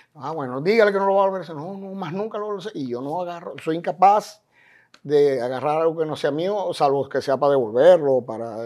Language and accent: Spanish; Maracaibo, Zulia, Venezuela; moved away as an adult; now in Miami, United States; como decimos en Maracaibo